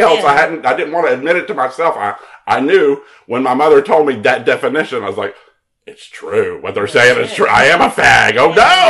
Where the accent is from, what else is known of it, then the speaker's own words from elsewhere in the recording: Mobile, Alabama, United States; I'm from Mobile, Alabama.